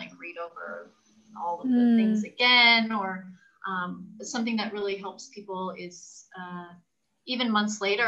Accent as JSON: {"language": "English", "region": "California", "country": "United States", "moved": "yes", "lives_now": "Mexico", "said": "I'm originally from California"}